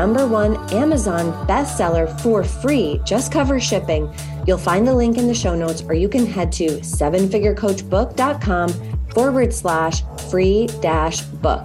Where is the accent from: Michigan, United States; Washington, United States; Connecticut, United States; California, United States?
Connecticut, United States; Fairfield County; we grew up in Fairfield County, Connecticut. It's a wealthy suburb of New York City